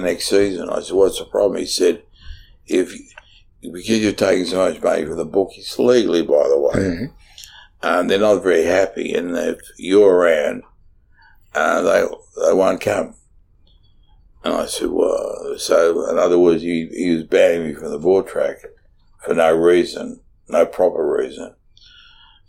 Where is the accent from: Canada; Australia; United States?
Australia; Brunswick, Victoria; because I came from Brunswick and trained in Brunswick